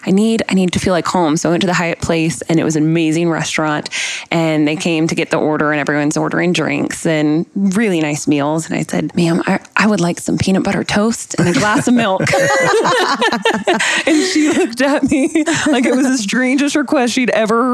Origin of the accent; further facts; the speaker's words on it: Atlanta, Georgia, United States; also born or lived in California; I'm from Atlanta, went to University of Georgia, so kind of stayed in the hometown